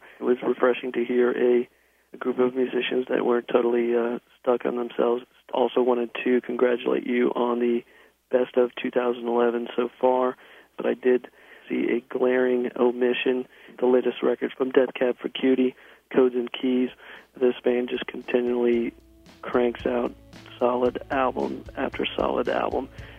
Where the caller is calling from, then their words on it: Shelbyville, Kentucky, United States; I'm calling from Shelbyville, Kentucky.